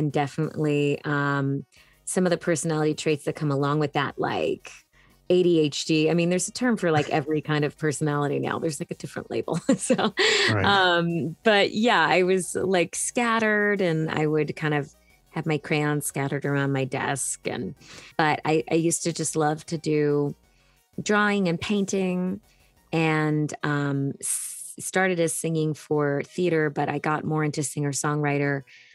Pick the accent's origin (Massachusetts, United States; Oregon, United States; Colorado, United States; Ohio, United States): Massachusetts, United States; Hanson; born or raised there